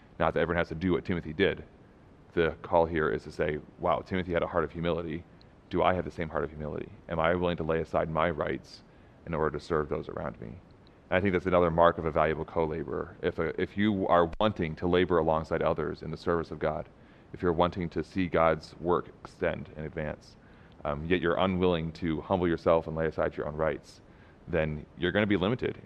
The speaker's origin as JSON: {"language": "English", "country": "United States", "said": "as an American"}